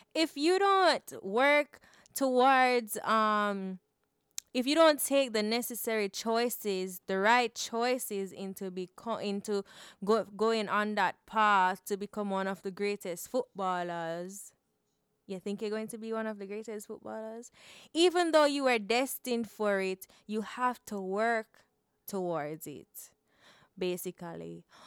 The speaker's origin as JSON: {"language": "English", "country": "Jamaica", "tie": "born or raised there", "said": "growing up in Jamaica"}